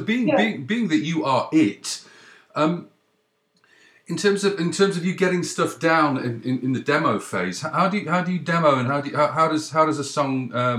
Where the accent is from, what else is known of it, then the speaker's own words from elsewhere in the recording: Cheadle, North West England, United Kingdom; moved away as an adult; also born or lived in Leeds / Midlands / London; now in Canada; I was born in Leeds, brought up in Cheadle, went in sort of Cheshire, and went to school in the Midlands.